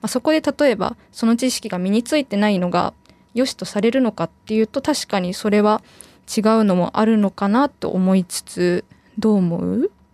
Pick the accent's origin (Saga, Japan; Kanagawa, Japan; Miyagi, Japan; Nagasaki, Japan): Saga, Japan; 私は佐賀県出身なんですけど